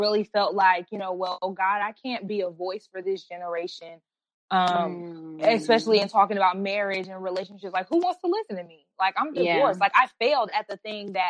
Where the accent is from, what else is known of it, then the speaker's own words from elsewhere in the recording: Atlanta, Georgia, United States; We live in Atlanta. I'm from Atlanta. For the most part. I'm pretty much a Georgia peach. I've been there most of my life.